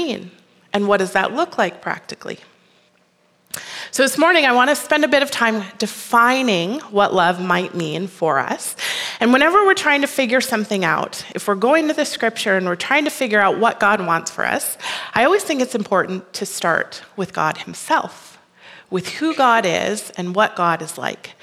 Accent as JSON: {"language": "English", "region": "Minnesota", "country": "United States", "tie": "born or raised there", "also_born_or_lived": "Colorado", "moved": "as an adult", "lives_now": "Red Deer, Canada", "said": "I am originally from the States. I grew up in Minnesota"}